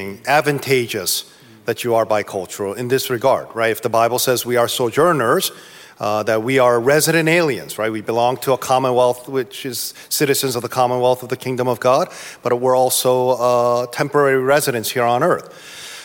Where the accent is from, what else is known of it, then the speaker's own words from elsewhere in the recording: East Coast, Northeasterners, United States; I'm from the East Coast, so I'm a lot more uptight about time